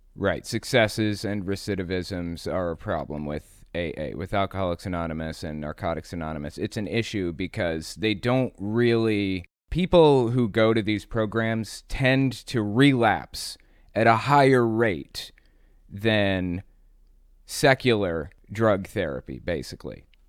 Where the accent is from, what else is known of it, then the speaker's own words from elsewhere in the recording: West Virginia, United States; also born or lived in Connecticut / Atlanta, Georgia / North Carolina / Tampa, Florida; Then we moved to West Virginia. And I've lived in this town basically since I was eight years old